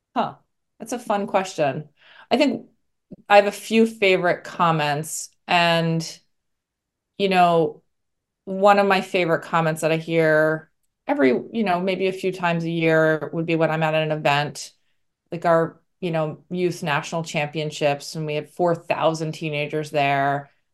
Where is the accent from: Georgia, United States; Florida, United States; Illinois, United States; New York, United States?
New York, United States; New York City; I'm originally from New York, so came back to New York City